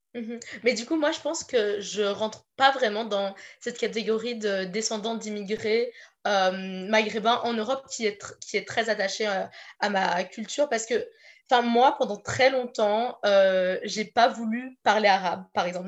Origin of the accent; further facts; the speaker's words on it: Brussels, Brussels-Capital Region, Belgium; moved away as an adult; now in Menton, France; j'ai grandi, je suis née à Bruxelles, euh, en Belgique